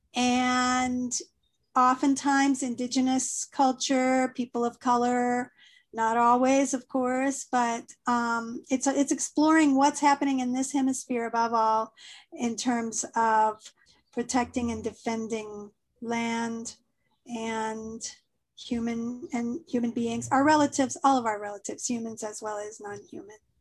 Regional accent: south of St. Louis, Missouri, United States; moved away as an adult; also born or lived in Columbia, Missouri; now in Guadalajara, Mexico; I grew up in Missouri, more on the St. Louis side, south of St. Louis in the countryside

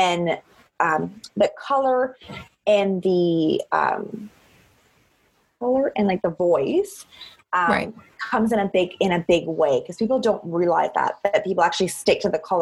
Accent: Cape Breton, Nova Scotia, Canada; I'm from Cape Breton, so we're not very shy and we like to talk to people

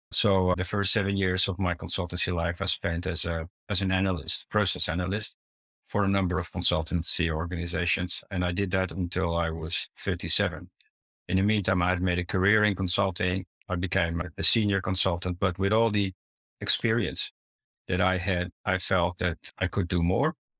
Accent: Netherlands; also born or lived in Italy / Amsterdam; As a child, I grew up in the Netherlands. I grew also partially up in Italy

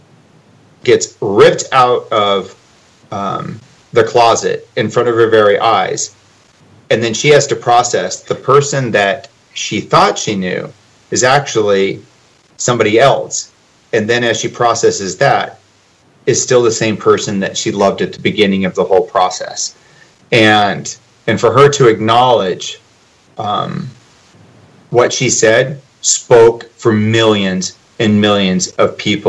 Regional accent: Nebraska, United States; I'm from Nebraska

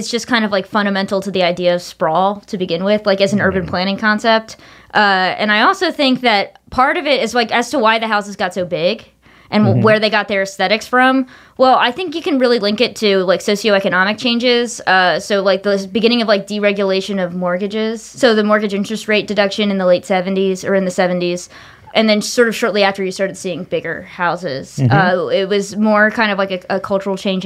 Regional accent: the South, United States; I'm from the South

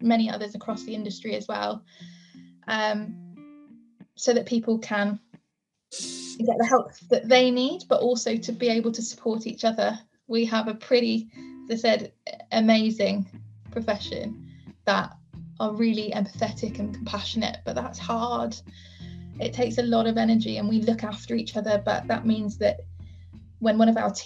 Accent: South Wales, United Kingdom; growing up in South Wales, rural community is really, really important to me

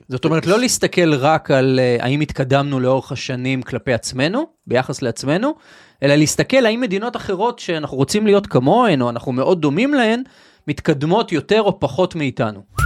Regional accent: Israel; אני גר בישראל, אנחנו ישראלים

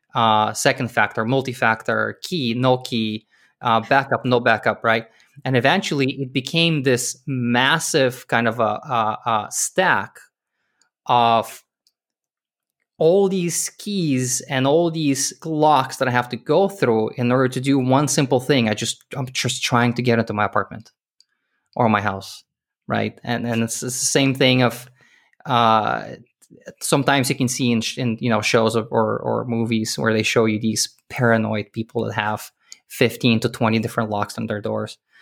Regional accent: Israel; moved away; also born or lived in Soviet Union / Canada; I was born in Soviet Union. The country doesn't exist anymore. I grew up in Israel.

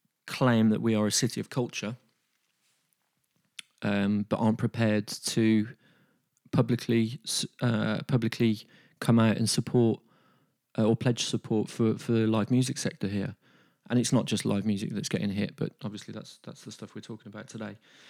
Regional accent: Birmingham, West Midlands, United Kingdom; as a Brummie, as a music industry professional, and just as a person

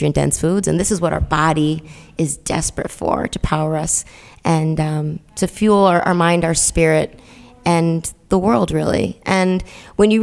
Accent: Middletown, Connecticut, United States; I'm from Middletown, Connecticut, which is right in the middle of the state

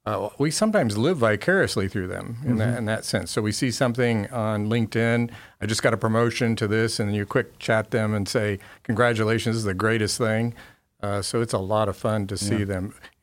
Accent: Grand Rapids, Michigan, United States; born there; I was born in Grand Rapids, Michigan.

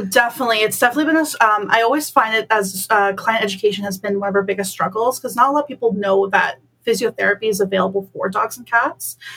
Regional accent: Bolton, Ontario, Canada; moved away as an adult; now in Waterloo, Canada; I'm originally from Bolton

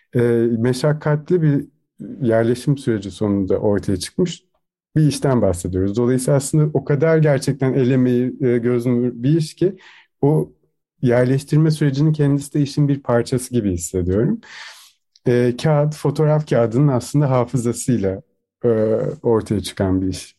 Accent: Turkey; moved away as an adult; now in Vienna, Austria; doğduğum, büyüdüğüm yere aslında e, misafir sanatçı olarak geri dönmüştüm

